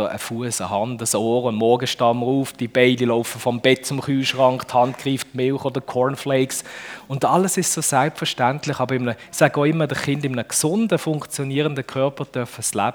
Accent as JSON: {"language": "German", "town": "Düdingen", "region": "Fribourg", "country": "Switzerland", "tie": "born or raised there", "lives_now": "Dübendorf, Switzerland", "said": "aber ich wohne eigentlich in Dübendorf. Das ist im, äh, in der Nähe von Zürich, ein Vorort von Zürich. Und aufgewachsen bin ich in Düdingen."}